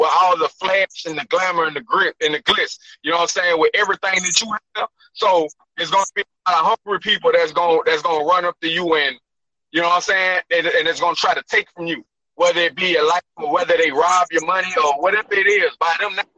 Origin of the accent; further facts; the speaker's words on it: Port Allen, Louisiana, United States; also born or lived in Baton Rouge, Louisiana; From 5 to 17, I lived in Port Allen, Louisiana